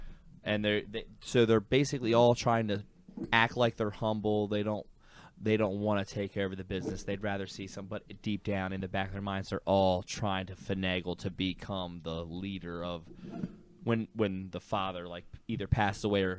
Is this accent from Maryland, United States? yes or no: yes; Baltimore, Maryland, United States; Yeah, I'm not going to lie. Dude, I'm from Baltimore, dude. I'm going to have a purple lightsaber all